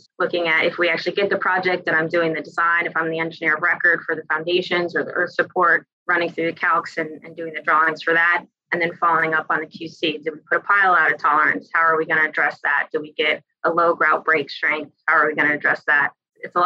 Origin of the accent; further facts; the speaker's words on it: the Poconos, Pennsylvania, United States; also born or lived in Chicago, United States / Boulder, Colorado, United States / Denver, United States; now in Philadelphia, United States; I'm originally from the Poconos here in Pennsylvania, where I'm in Philly now.